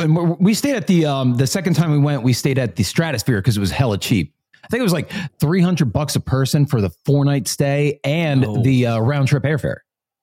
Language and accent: English; New Jersey, United States; I'm from South Jersey.